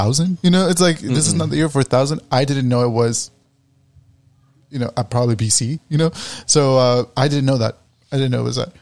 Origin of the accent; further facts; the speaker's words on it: Mesa, Arizona, United States; I was born in Mesa